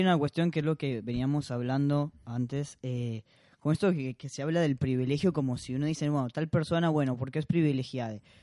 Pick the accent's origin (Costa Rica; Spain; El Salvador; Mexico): Costa Rica; now in Argentina; a mí me pasa siendo costarricense